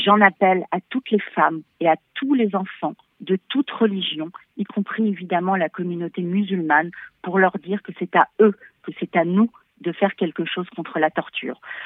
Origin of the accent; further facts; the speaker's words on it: France; en tant que Français